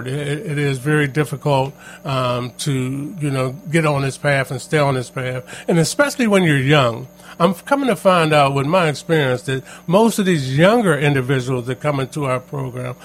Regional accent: Pittsburgh, Pennsylvania, United States; also born or lived in McKeesport, Pennsylvania; I grew up in a Homewood Brushing area of Pittsburgh

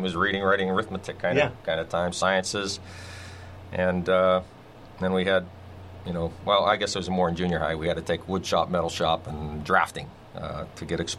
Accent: McKeesport, Pennsylvania, United States; it was an interesting time to grow up in McKeesport.

